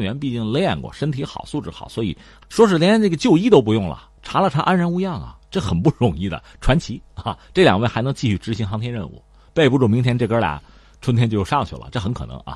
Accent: China; 对我们中国人来讲

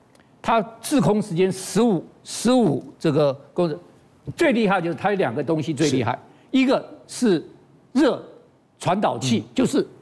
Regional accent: Taiwan; 这是猎风者卫星，猎风者卫星是我们台湾人的骄傲

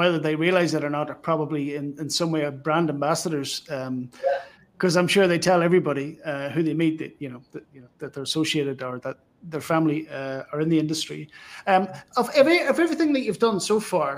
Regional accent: Newry, Northern Ireland, United Kingdom; I'm from Newry myself

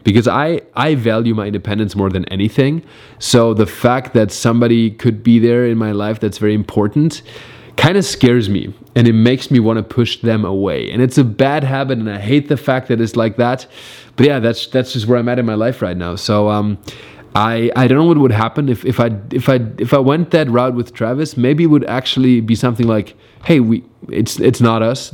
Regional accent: Germany; also born or lived in New York; now in Los Angeles, United States; stayed mainly between Berlin and my hometown in Germany

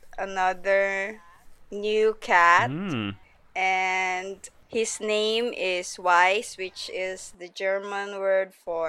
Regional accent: Philippines; the art director of Muslim Manga, and I'm from the Philippines.

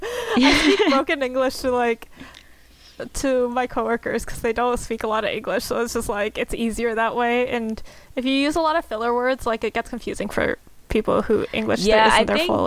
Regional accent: Canada; accent: Canadian; why are you complimenting my Canadian accent?

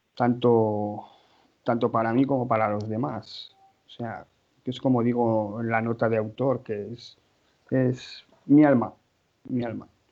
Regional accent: Pamplona, Navarre, Spain; soy de Pamplona, casado, con hijos

